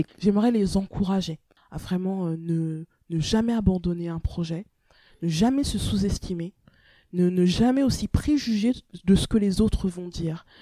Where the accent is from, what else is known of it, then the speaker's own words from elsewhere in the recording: Rennes, Brittany, France; moved away as an adult; also born or lived in Togo; now in Paris, France; la Bretagne, euh, c'est là où j'ai grandi